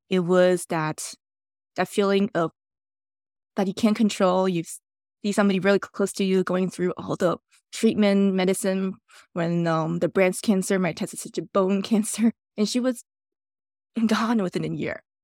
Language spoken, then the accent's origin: English; Taiwan; now in Canada; My childhood memory in Taiwan